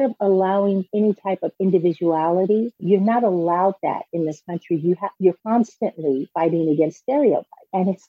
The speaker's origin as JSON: {"language": "English", "region": "California", "country": "United States", "tie": "born or raised there", "said": "I was born and raised here in California specifically."}